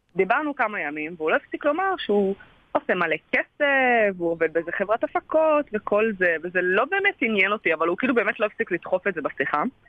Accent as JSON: {"language": "Hebrew", "town": "Eilat", "region": "Southern District", "country": "Israel", "said": "אני אילתית, ועכשיו בחופש אני גם באילת"}